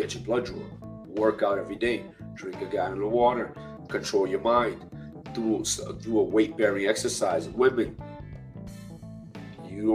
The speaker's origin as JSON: {"language": "English", "region": "New York", "country": "United States", "tie": "born or raised there", "said": "I come from New York, the inner city. I'm Hispanic, I'm Latino. We share the same neighborhood. I was raised around Black people."}